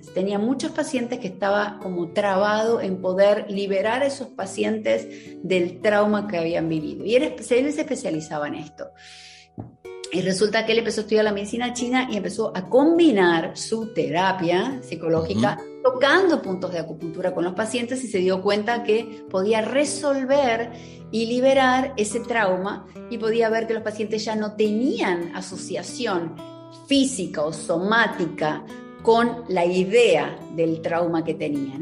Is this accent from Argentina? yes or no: yes; Argentina; moved away as an adult; now in Miami, United States; estoy viviendo en Miami hace más de 20 años, soy argentina